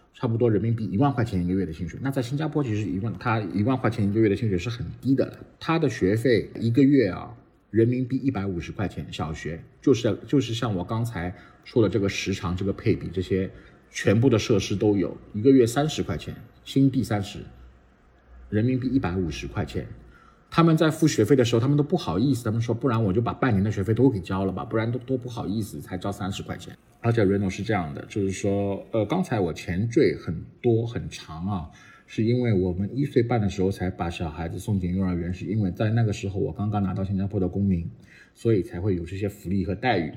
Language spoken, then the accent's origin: Chinese; Shanghai, China; moved away as an adult; now in Singapore; 我们上海人